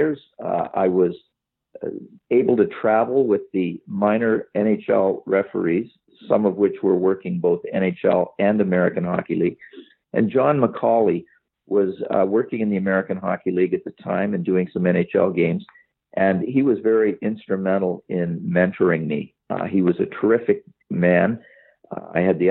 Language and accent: English; Sarnia, Ontario, Canada; Sarnia, Ontario, my hometown